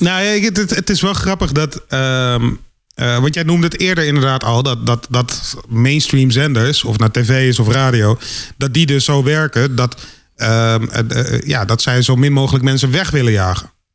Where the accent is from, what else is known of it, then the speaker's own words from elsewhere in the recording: Randstad, Netherlands; ik kom uit de Randstad